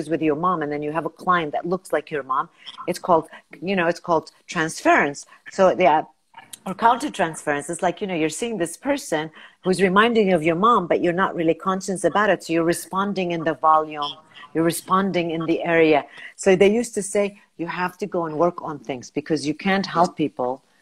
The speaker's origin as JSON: {"language": "English", "country": "United States", "lives_now": "Kuwait", "said": "advantage because I'm not Kuwaiti. I'm American. Of course, I, I'm from a Arab, uh, you know, background, so I speak Arabic."}